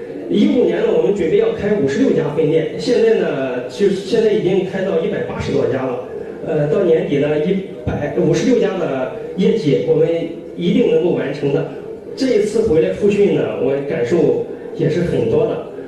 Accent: Jinan, Shandong, China; 我来自山东济南，是做是做快餐连锁的。

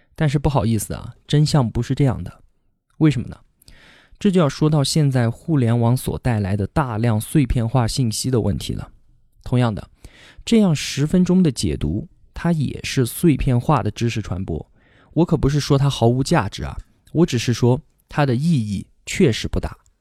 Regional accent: Kunming, Yunnan, China; 我今年二十八，现在呢在云南昆明。这里是我土生土长的地方，不管是上学还是工作，从来都没有离开过这里。我从小学到初中，再到大学，都是在昆明读的

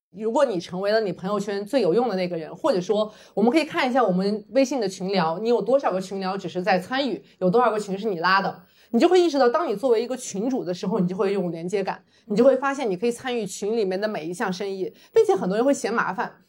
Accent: Urumqi, Xinjiang, China; moved away; also born or lived in Huizhou, Guangdong; 我是在广东惠州出生，新疆乌鲁木齐长大，几乎没有去过大城市，我的家里面也是非常非常普通的普通家庭

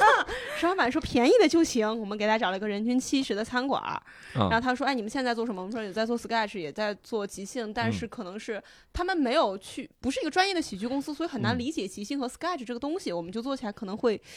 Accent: Wenzhou, Zhejiang, China; 我是温州人

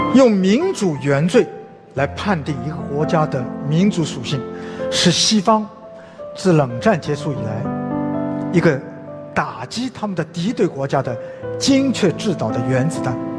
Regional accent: China; also born or lived in France; 我当时中国人呢

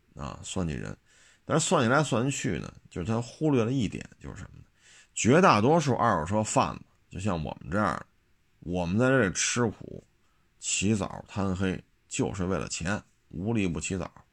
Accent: China; 咱们内地人

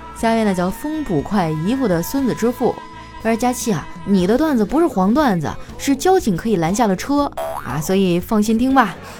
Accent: northern China, China; 我作为一个北方人

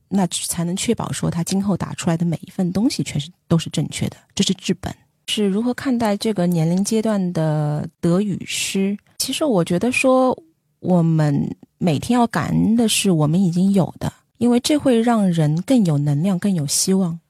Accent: Shanghai, China; 我是上海人嘛， 没有住房租金的这个压力

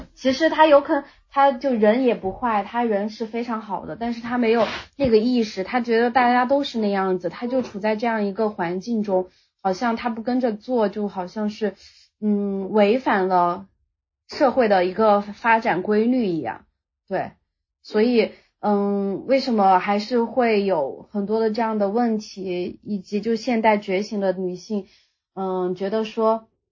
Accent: Sichuan, China; moved away as an adult; now in Shanghai, China; 因为我是四川人，他们希望我留在四川

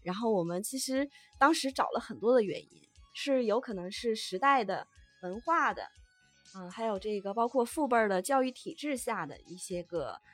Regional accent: Northeast China, China; 我们东北人呢也非常，非常传统

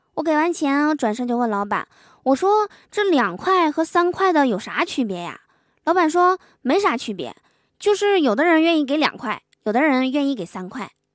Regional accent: Northeast China, China; 都知道我是东北人

